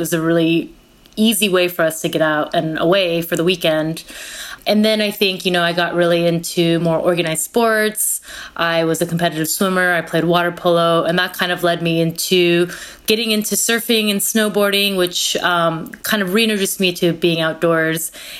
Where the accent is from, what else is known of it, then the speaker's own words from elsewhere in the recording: California, United States; also born or lived in Korea; My family immigrated from Korea to the United States when I was 4 and a half, and I grew up in California, and so my family went camping all the time.